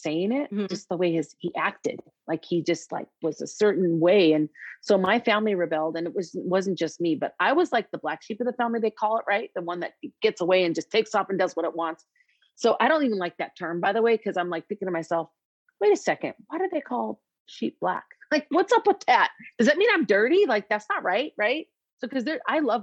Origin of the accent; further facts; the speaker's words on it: Minneapolis, Minnesota, United States; I'm from Minneapolis